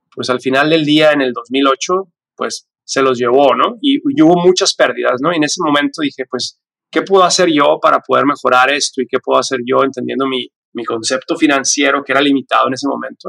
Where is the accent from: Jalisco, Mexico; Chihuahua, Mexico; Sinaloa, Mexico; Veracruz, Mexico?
Chihuahua, Mexico; Ciudad Juárez; now in United States; yo nací y crecí en la frontera. Yo soy de Ciudad Juárez